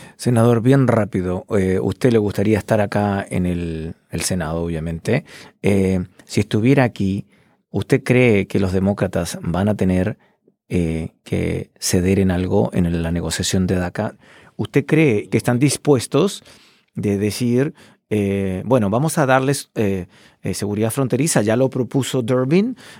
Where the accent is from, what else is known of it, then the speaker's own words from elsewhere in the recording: Chile; now in Washington, DC, United States; mi país de origen, Chile